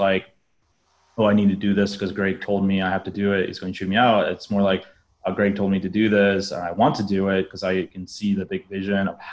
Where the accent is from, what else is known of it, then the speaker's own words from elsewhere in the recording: Alaska, United States; moved away as an adult; now in Southeast Asia; I'm originally from Alaska